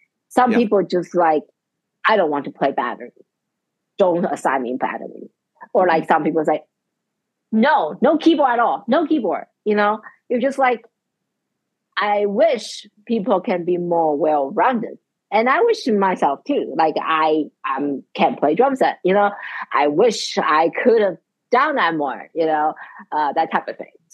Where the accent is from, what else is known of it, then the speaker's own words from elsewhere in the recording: Taiwan; now in Charlottesville, United States; I grew up in Asia